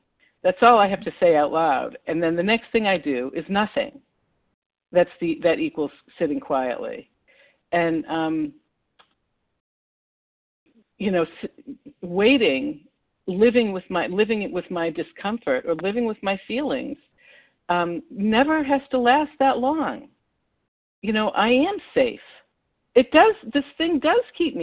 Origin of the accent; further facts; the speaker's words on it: Massachusetts, United States; I'm from Massachusetts.